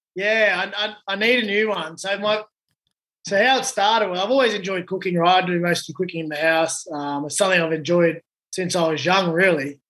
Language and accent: English; Blacktown, New South Wales, Australia; I grew up in Blacktown